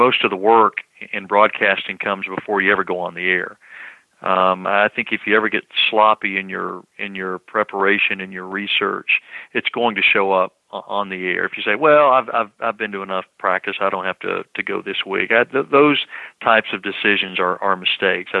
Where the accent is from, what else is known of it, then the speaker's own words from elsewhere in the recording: Knoxville, Tennessee, United States; moved away; growing up in Knoxville in Tennessee, right next door to North Carolina